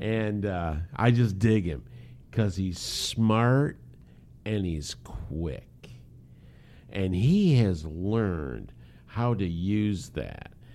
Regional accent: United States; us being American males

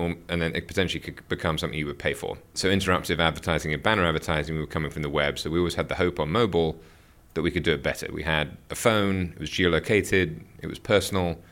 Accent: United Kingdom; moved away as an adult; also born or lived in Seoul / Hong Kong / Tokyo; being a Brit. I started, born and raised in the U K

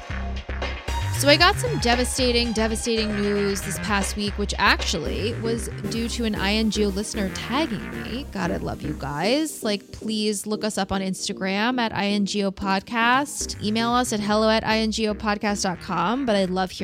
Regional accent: Washington, District of Columbia, United States; growing up in Washington

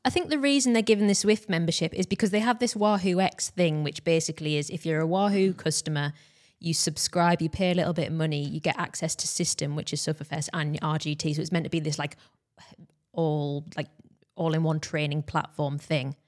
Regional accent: United Kingdom; we are British

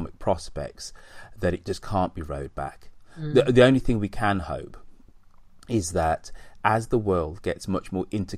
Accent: United Kingdom; I'm still proud to call myself British.

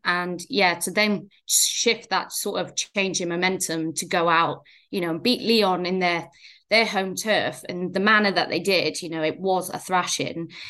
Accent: Wales, United Kingdom; as a Welsh girl

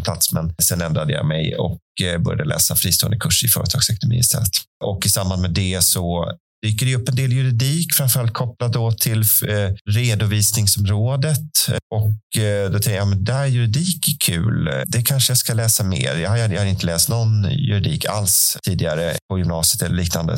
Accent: Tullinge, Stockholm County, Sweden; Jag är från, eh, Tullinge, som ligger cirka två mil söder om Stockholm

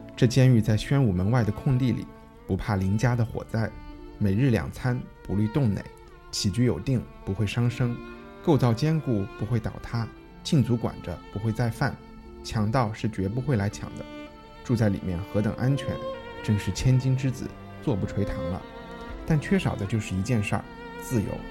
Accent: United Kingdom; moved away; 作为一个英国人。作为一个英国人

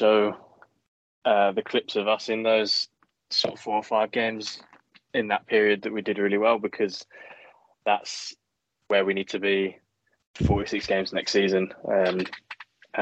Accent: England, United Kingdom; being English

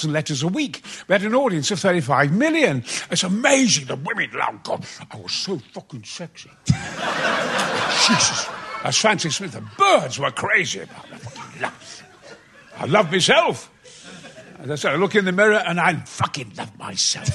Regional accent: Goldthorpe, Yorkshire and the Humber, United Kingdom; also born or lived in Mexborough; I'm the son of a coal miner in Goldthorpe. I was born in Mexborough, lived in Goldthorpe, Probert Avenue, Flying Scotsman and all

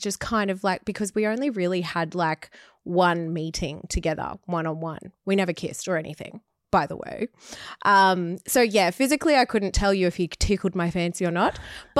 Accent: Australia; Yeah, we're Australian.

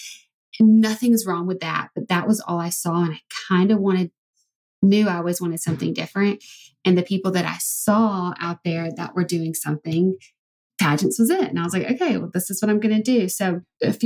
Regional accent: Alabama, United States; I'm from Alabama

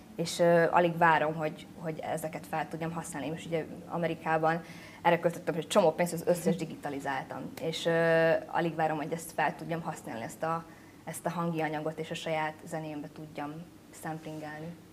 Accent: Budapest, Hungary; first language Hungarian; moved away as an adult; also born or lived in Brooklyn, United States / Vietnam; Budapest az nyilván egy sokkal ilyen különlegesebb hely, mert itt születtem.

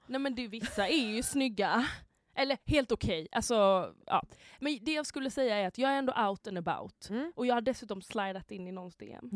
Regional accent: Halmstad, Halland County, Sweden; moved away; jag var hemma i Halmstad

